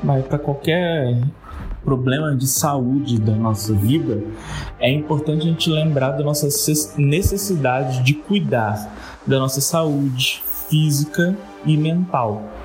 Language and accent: Portuguese; Vitória, Espírito Santo, Brazil; sou de Vitória, aqui no Espírito Santo